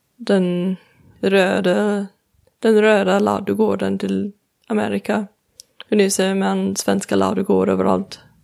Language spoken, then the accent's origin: Swedish; Colorado, United States; Swedish is a second language; now in Sweden; jag kommer från Colorado